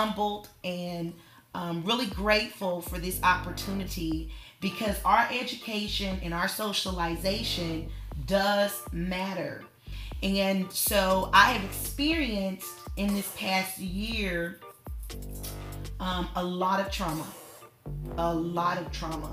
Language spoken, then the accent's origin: English; Newport, Arkansas, United States; growing up in Newport, Arkansas, I grew up with three other siblings